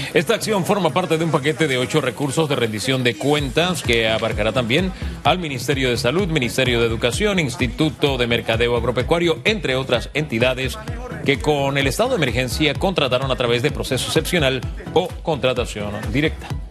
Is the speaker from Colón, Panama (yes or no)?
no; Tierras Altas, Chiriquí, Panama; yo soy de Tierras Altas